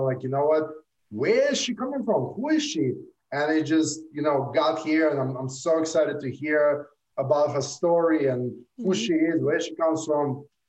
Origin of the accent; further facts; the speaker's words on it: Brooklyn, New York, United States; I went to high school in Brooklyn. I grew up in Brooklyn.